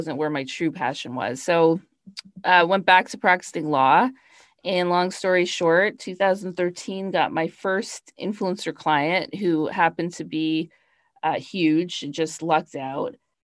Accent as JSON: {"language": "English", "country": "Canada", "also_born_or_lived": "Toronto / New York", "moved": "as an adult", "said": "I'm Canadian. I started my career off in Toronto and then moved to New York"}